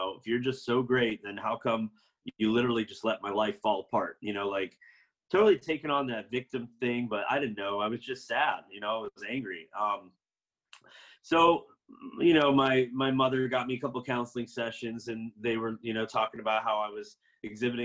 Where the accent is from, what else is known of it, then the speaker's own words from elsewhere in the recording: Florida, United States; I was raised in Florida in a Seventh-day Adventist family